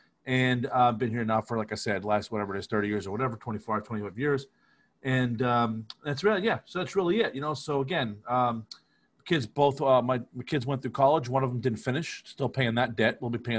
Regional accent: Scranton, Pennsylvania, United States; You and I, we grew up in Northeast Pennsylvania as kids. We didn't live in the greatest neighborhood. We lived on the west side of Scranton, which was known for being tough and was known as an area, again, for toughness.

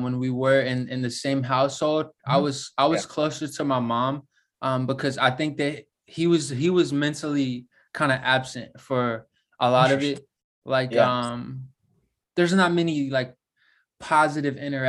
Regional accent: Virginia, United States; moved away as an adult; also born or lived in Florida; I grew up, kind of in the center of Virginia, sort of, like really small town

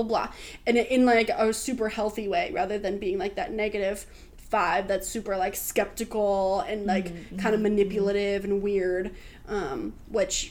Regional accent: Oregon, United States; now in Los Angeles, United States; growing up in Oregon, like plants everywhere.

